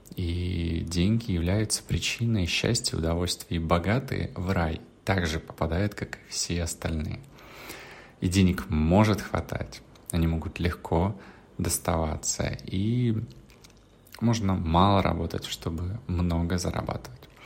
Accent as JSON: {"language": "Russian", "country": "Russia", "said": "из России, откуда я"}